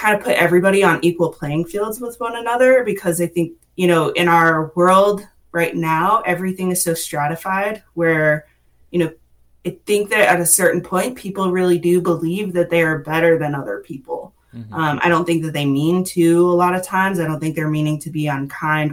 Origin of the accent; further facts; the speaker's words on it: Massachusetts, United States; moved away as an adult; now in Western North Carolina, United States; I actually moved here to Western North Carolina about 6 years ago from Massachusetts. So I'm originally from the Northeast.